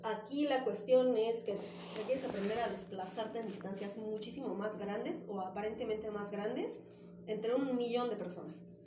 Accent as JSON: {"language": "Spanish", "town": "Cuernavaca", "region": "Morelos", "country": "Mexico", "tie": "born or raised there", "also_born_or_lived": "Ecatepec", "moved": "as an adult", "lives_now": "Mexico City, Mexico", "said": "soy originaria de Ecatepec, okay. Fuentes de la Bronx representing, pero me fui a vivir muy chiquita a Cuernavaca y llevo, bueno, llevé muchos años viviendo allá"}